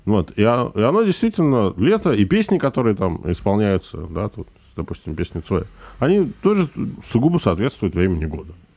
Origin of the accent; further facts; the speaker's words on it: Biysk, Altai Krai, Russia; moved away; also born or lived in Saint Petersburg / Estonia; я вырос в Алтайском крае, у нас летом всегда жарко